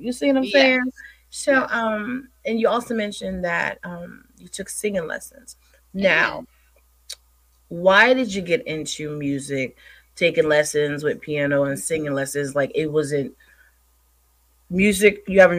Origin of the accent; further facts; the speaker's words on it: Bel Air, Maryland, United States; I'm from Bel Air. Okay. I love Cali. I'll come in. No, Maryland.